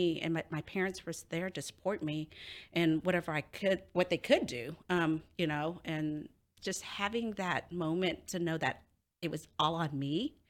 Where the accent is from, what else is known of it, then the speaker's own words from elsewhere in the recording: Cambodia; now in United States; So I was a refugee from Cambodia. So I don't know if a lot of you guys know, the Khmer Rouge invaded Cambodia. And during that time, my family had to flee our own country because they were bombing it.